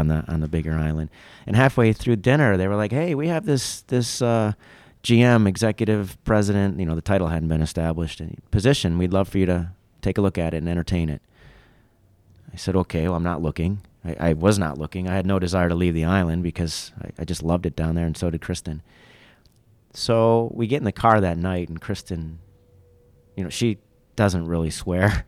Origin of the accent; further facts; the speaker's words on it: Fraser, Michigan, United States; moved away; I grew up in Michigan outside of Detroit, about forty-five minutes north, Fraser, Mount Clemens area